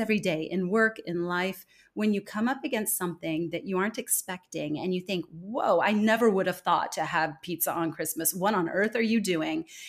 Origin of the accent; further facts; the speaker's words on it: California, United States; moved away as an adult; also born or lived in Denmark; now in Singapore; I was born and raised in California, but I've spent the last twenty years living abroad